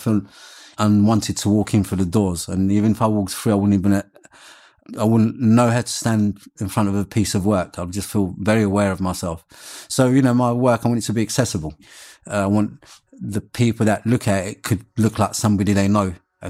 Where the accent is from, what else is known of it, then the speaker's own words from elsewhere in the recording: Morocco; also born or lived in London, United Kingdom; So there was part of me being a Londoner and part of me being Moroccan.